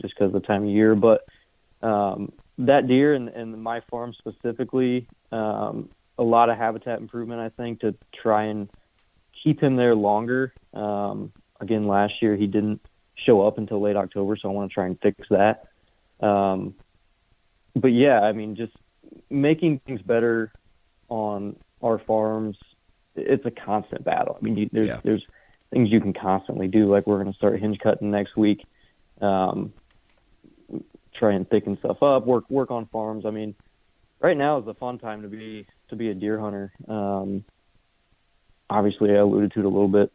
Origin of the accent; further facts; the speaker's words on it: Indiana, United States; moved away as an adult; now in Iowa, United States; I grew up in Indiana, grew up hunting